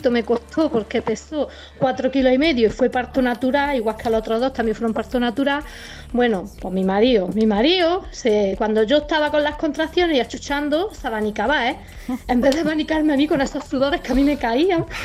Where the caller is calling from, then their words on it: Granada, Andalusia, Spain; Buenos días, soy Madre de Granada.